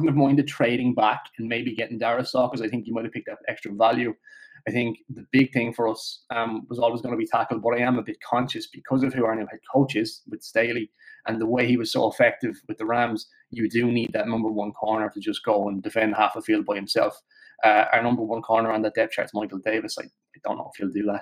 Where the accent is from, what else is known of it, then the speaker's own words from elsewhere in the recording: Limerick, Munster, Ireland; I'm from Limerick as well